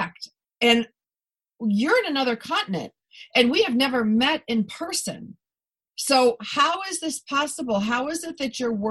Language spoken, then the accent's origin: English; Buffalo, New York, United States; I'm from Buffalo